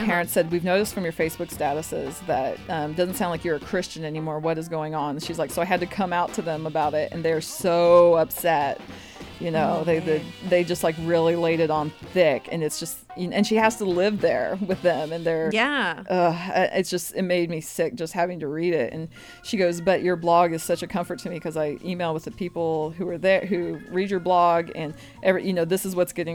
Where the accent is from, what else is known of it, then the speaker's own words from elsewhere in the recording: Arkansas, United States; I'm from Arkansas